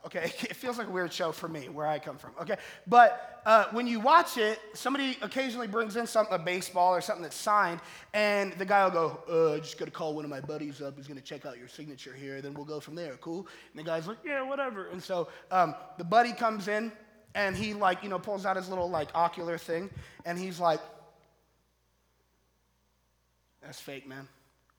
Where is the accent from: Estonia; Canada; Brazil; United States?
United States; Colorado; also born or lived in Florida; now in Michigan, United States; originally I'm from Colorado, and I grew up in Colorado loving sports